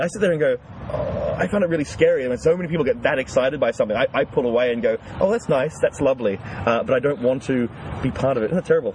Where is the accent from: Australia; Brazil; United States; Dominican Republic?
Australia; I'm a first generation Australian.